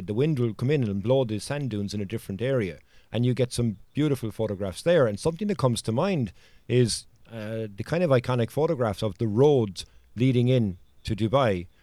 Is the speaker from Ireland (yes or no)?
yes; Cork, Munster, Ireland; I'm from Cork, which is the largest county in Ireland